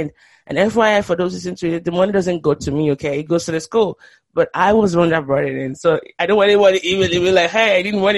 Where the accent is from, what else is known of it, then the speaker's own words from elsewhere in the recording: Nigeria; moved away; also born or lived in Boston; if you're a Nigerian growing up in Nigeria